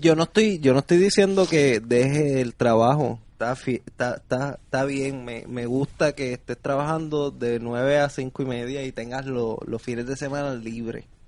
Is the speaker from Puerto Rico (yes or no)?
yes; Puerto Rico; yo soy boricua